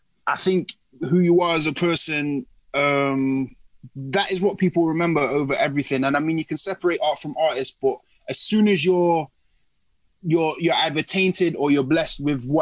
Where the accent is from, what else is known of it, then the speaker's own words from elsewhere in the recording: Nottingham, East Midlands, United Kingdom; I'm from Nottingham, born and bred, so it's been Notts.